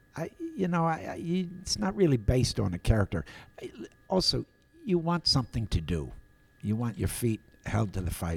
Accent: Appleton, Wisconsin, United States; I was a dopey kid from Appleton

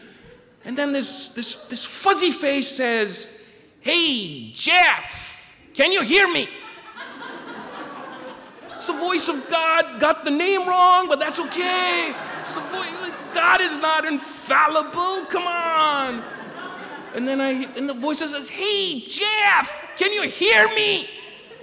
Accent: Pakistan; now in Maine, United States; I was born and raised in Pakistan

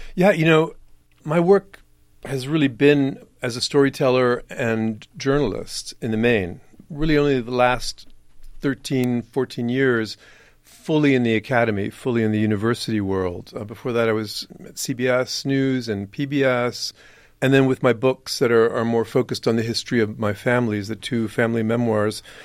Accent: San Antonio, Texas, United States; Growing up in San Antonio, I was born here, my dad was born here

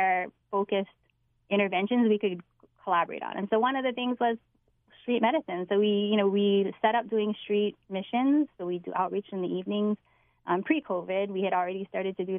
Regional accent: Wahiawa, Hawaii, United States; I grew up in Wahiwa on Oahu

